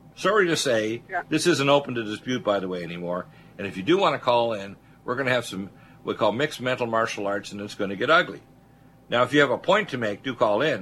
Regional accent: United States; we are as Americans

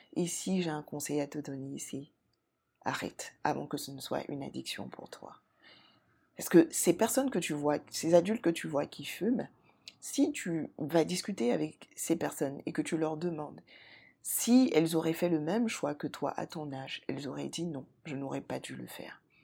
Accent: Côte d’Ivoire; en Côte d'Ivoire, mon pays d'origine

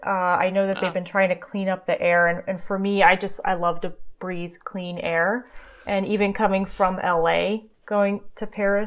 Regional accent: Germany; I grew up in Germany, so it was good to see my cousins and so forth.

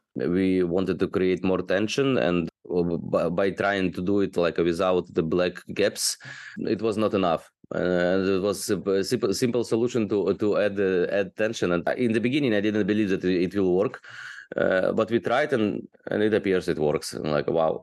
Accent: Odesa, Odesa Oblast, Ukraine; moved away as an adult; also born or lived in China; now in Bangkok, Thailand; I'm from Ukraine, from beautiful city Odessa on the Black Sea

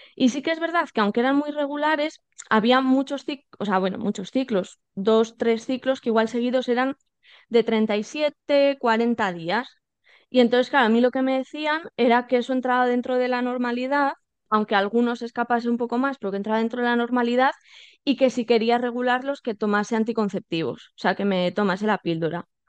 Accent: Salamanca, Castile and León, Spain; now in Madrid, Spain; yo vivo en Madrid, soy de Salamanca, pero vivo en, en Madrid.

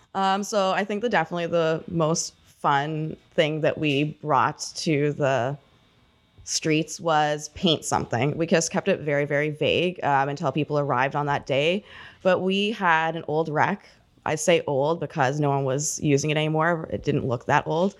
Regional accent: Port Perry, Ontario, Canada; I grew up in Port Perry.

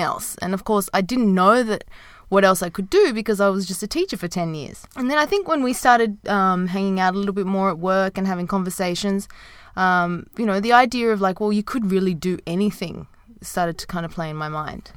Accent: Sydney, New South Wales, Australia; moved away as an adult; also born or lived in Japan / Dubai; I started teaching in my hometown in Sydney

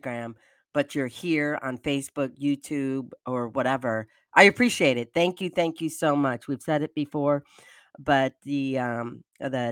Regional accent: Michigan, United States; born or raised there

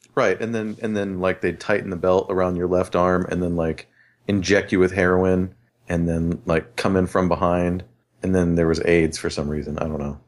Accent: Riverside, California, United States; I grew up in Riverside, California

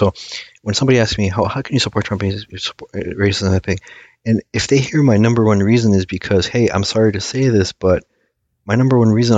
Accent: United States; first language Aramaic; English is a second language; I was born here. I was born here, but surprisingly, I didn't speak a word of English, or I shouldn't say a word, but I didn't speak English fluently until I started grade school

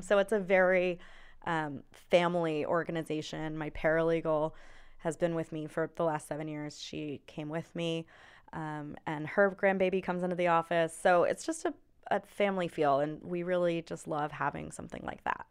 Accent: Charlotte, North Carolina, United States; I'm from here, um, went through high school, everything here

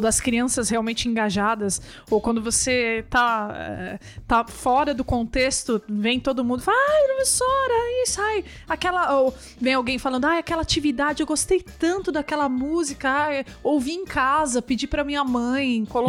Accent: São Bernardo do Campo, São Paulo, Brazil; Eu, eu sou de São Bernardo do Campo, né? São Paulo

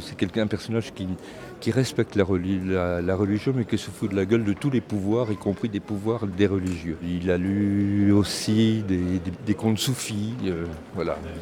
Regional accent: Breton, Brittany, France; comme on est breton, on est un peu têtu

